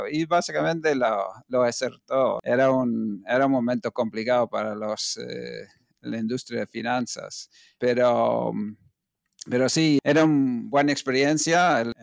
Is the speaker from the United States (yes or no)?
yes; United States; moved away as an adult; now in Spain; nací en Estados Unidos eh, y viví eh, hasta los veintipico años ahí, hasta venir a España en el año 90